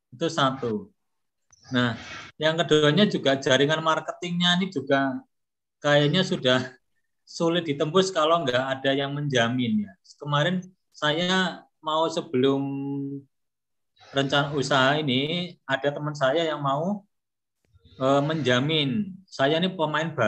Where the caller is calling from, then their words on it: Malang, East Java, Indonesia; Saya dari Kota Malang.